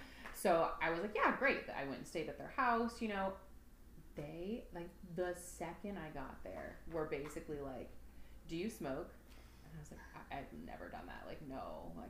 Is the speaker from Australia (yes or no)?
no; Southern California, United States; moved away as an adult; also born or lived in Columbia, Missouri; now in Arkansas, United States; I am originally from Southern California, so my whole life lived out there. Mm-hmm. Well, not my whole life, obviously. But lived there until my late 20s.